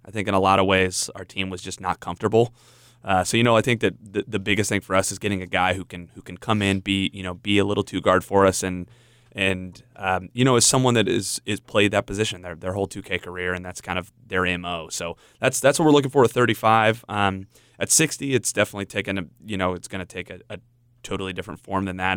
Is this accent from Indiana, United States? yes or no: yes; Indiana, United States; I grew up in Indiana